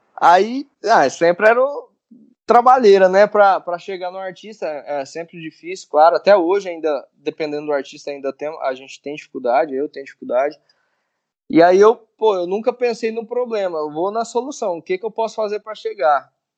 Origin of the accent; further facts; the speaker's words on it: Vianópolis, Goiás, Brazil; moved away as an adult; now in Goiânia, Brazil; eu sou goiano, né? Não sou goianiense. Eu, eu sou de uma cidade que fica a 80 quilômetros de Goiânia, chama Vianópolis